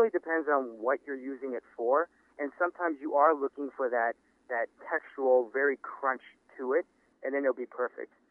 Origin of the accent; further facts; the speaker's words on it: Los Angeles, California, United States; growing up in Los Angeles um, and then frequently going to Singapore and also my experiences working in, in San Francisco and in New York, and of course in Los Angeles as well.